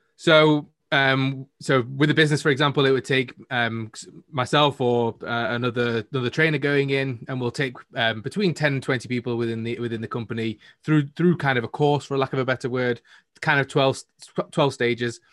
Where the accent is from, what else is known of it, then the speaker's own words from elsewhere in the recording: Manchester, North West England, United Kingdom; I'm from the north of the UK in Manchester